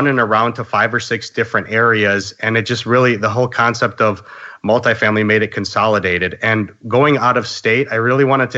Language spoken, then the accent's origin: English; Chicago, Illinois, United States; I grew up in Chicago and around here, things are kind of crazy expensive